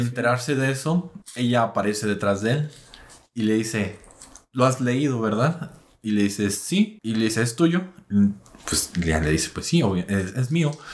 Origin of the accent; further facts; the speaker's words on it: Mexico; como buenos mexicanos